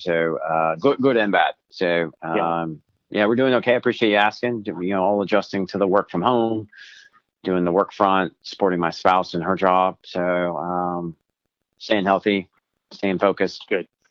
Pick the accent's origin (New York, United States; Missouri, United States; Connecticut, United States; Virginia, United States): Virginia, United States; I'm from Virginia